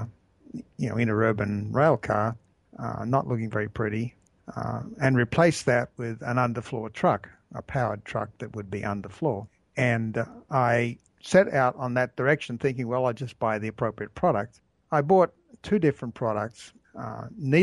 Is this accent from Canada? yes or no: no; near Sydney, New South Wales, Australia; moved away; I started out in Australia, and I grew up near Sydney